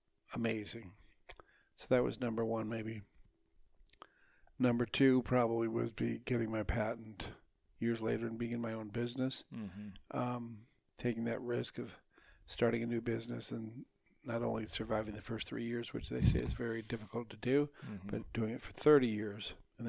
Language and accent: English; Minnesota, United States; I grew up in Minnesota.